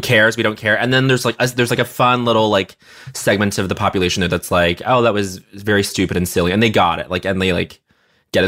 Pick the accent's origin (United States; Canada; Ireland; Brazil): Canada; Montreal, Quebec; moved away; growing up in Montreal